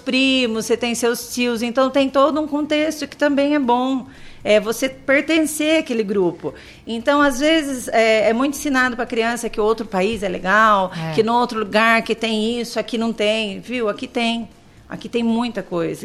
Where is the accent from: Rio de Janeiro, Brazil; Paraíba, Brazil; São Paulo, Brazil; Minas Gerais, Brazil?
São Paulo, Brazil; Tatuí; Eu sou de Tatuí. Nascida e criada e falo conservada em Tatuí.